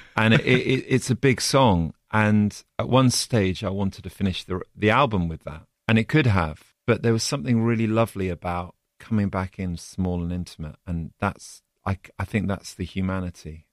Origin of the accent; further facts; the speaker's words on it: Oxford, South East England, United Kingdom; come from Oxford, from the U K